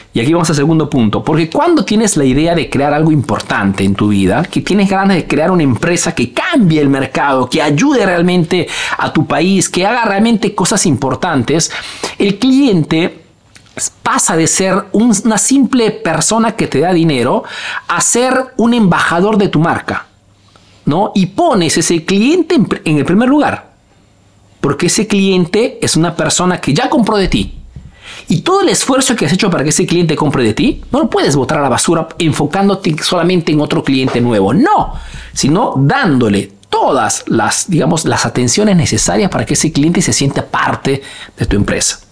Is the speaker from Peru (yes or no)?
yes; Peru; now in Italy; soy un emprendedor peruano